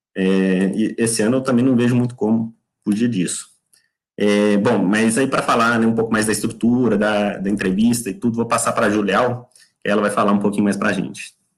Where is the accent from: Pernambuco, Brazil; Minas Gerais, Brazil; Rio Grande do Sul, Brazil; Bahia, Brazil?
Minas Gerais, Brazil; Belo Horizonte; moved away as an adult; now in United Kingdom; eu sou mineiro de BH